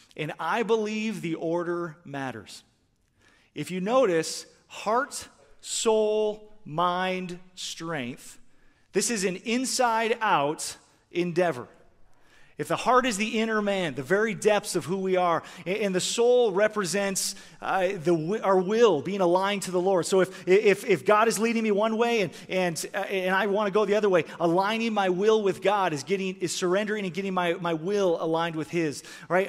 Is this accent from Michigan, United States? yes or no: yes; Michigan, United States; moved away; also born or lived in Canada; I grew up in Michigan, and I started playing hockey when I was four years old.